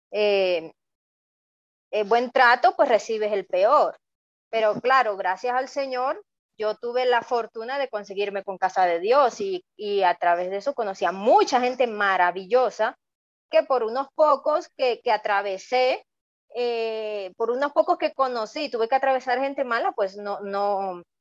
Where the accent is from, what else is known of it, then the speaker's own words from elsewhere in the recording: Venezuela; now in Ecuador; cuando salimos de Venezuela, cuando salí de Venezuela, me tomó aproximadamente una semana llegar acá a Ecuador.